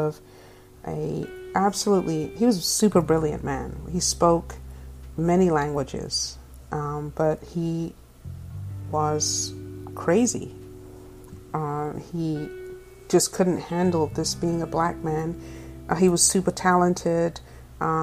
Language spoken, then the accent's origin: English; England, United Kingdom; also born or lived in Tampa, Florida; now in California, United States; I'm originally from England, the black English chick, and I am currently living in California.